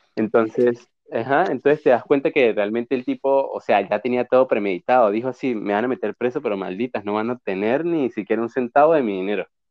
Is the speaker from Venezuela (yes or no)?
yes; Venezuela; en una cultura como la que crecimos en Venezuela